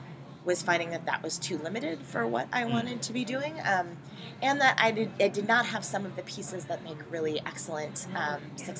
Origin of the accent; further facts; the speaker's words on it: Minneapolis, Minnesota, United States; moved away as an adult; also born or lived in Boston / Seattle / Chicago; I grew up in the Twin Cities, but I went to college in Boston, lived in Seattle for a year, went back to Minneapolis for a little while, and then moved to Chicago.